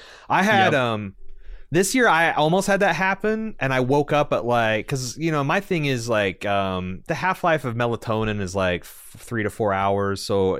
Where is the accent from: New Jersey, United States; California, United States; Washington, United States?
Washington, United States; Seattle; But Eric and Levi had never been to Waffle House because we're from Seattle.